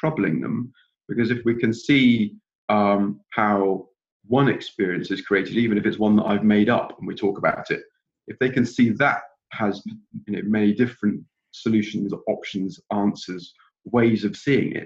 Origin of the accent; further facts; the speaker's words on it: England, United Kingdom; now in Scotland, United Kingdom; I live up here in Scotland now. I was born in England